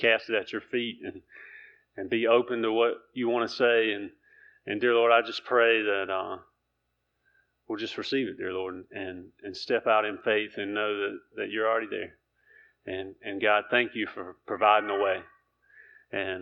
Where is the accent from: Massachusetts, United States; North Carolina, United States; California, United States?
North Carolina, United States; Keener; I'm from Keener, North Carolina.